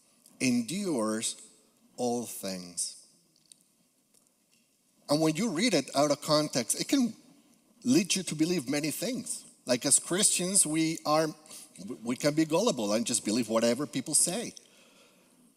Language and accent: English; Peru; English is a second language; moved away as an adult; also born or lived in Guatemala; now in Capital Region, New York, United States; I am originally from Peru, so you may detect a little accent